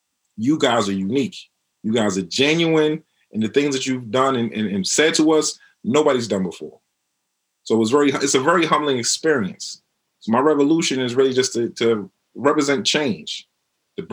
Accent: New York City, New York, United States; also born or lived in Mount Vernon, New York / Queens, New York; I'm originally from Harlem. I moved to Mount Vernon

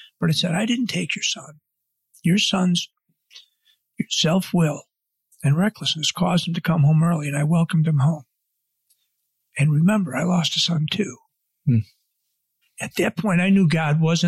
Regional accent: Buffalo, New York, United States; I grew up in Buffalo.

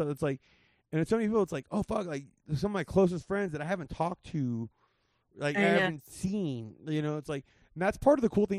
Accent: Whittier, California, United States; I grew up in L.A. I grew up in Whittier. You know, I grew up in the area.

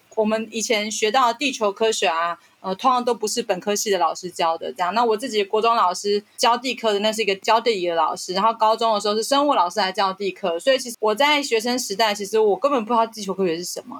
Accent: Taitung County, Taiwan; moved away as an adult; also born or lived in Tainan; 身为一个台东子弟，台东人哈，我从小是在偏乡长大

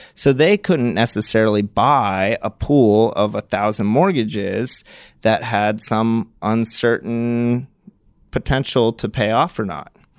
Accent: Martha's Vineyard, Massachusetts, United States; I grew up on Martha's Vineyard

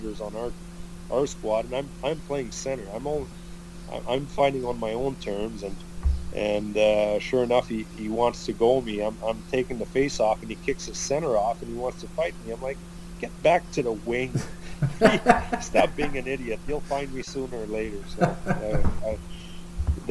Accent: Granby, Quebec, Canada; that's my hometown. That's the town where I live

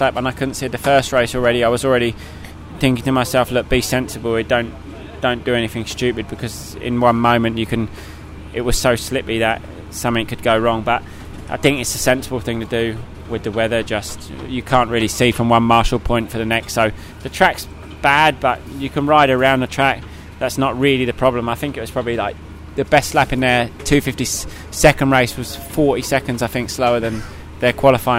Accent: United Kingdom; being British

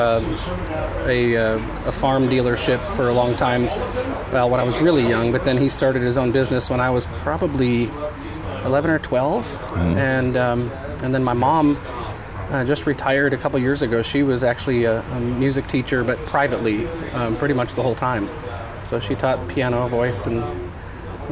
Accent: Glenwood, Minnesota, United States; now in Hendersonville, United States; I grew up in a little town in Minnesota called Glenwood, and it's about 100 miles northwest of Minneapolis

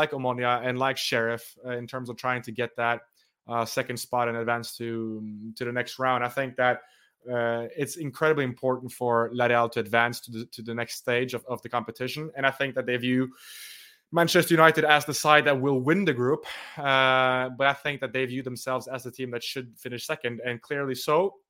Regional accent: Norway; considering I'm from Norway, I had to have the Norway shirt

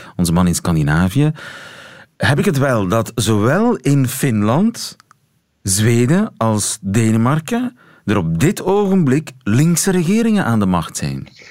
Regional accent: Belgium; ons als Belg

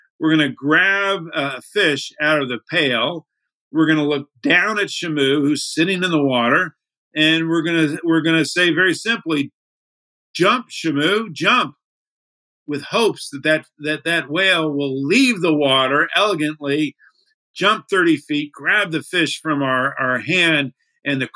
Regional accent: Miami, Florida, United States; I grew up in Miami

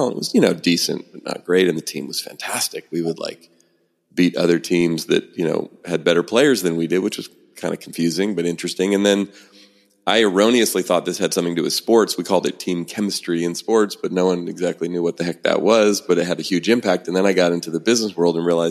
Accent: San Francisco Bay Area, California, United States; Born and raised in the San Francisco Bay Area, where I still live

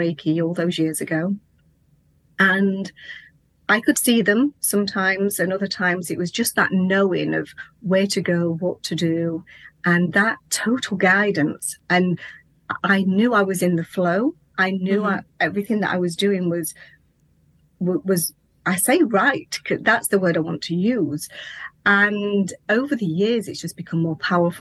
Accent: England, United Kingdom; also born or lived in Lincolnshire; I'm from England, and I live in a place called Lincolnshire, in a little tiny rural village.

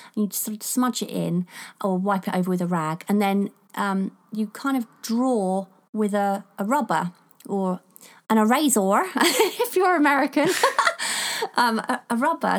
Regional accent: England, United Kingdom; I'm English

